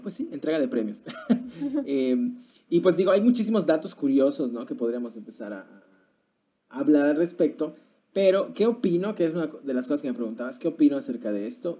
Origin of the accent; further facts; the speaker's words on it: Mexico; como mexicanos